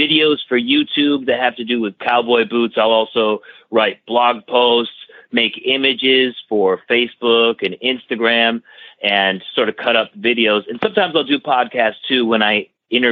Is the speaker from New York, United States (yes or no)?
yes; about an hour outside of Buffalo, Western New York, United States; I'm from Western New York, about an hour outside of Buffalo.